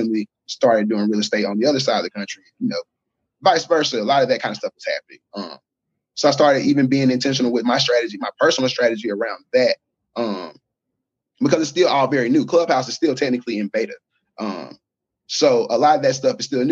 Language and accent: English; Alabama, United States; I'm from Alabama.